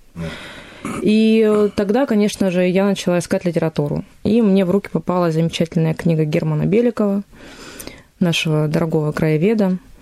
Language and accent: Russian; Volgodonsk, Rostov Oblast, Russia; moved away as an adult; now in Stavropol, Russia; Сама я уроженка города Волгодонска, это Ростовская область